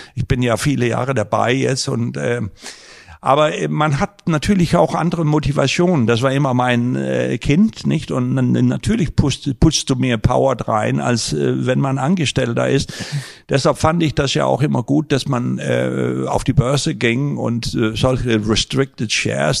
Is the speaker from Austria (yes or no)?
no; Denmark; now in Germany; ich bin ja gebürtiger Däne